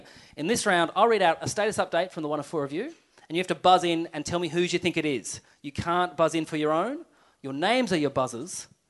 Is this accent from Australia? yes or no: yes; Melbourne, Victoria, Australia; Most I ever feel like I'm from Melbourne is when I go into the country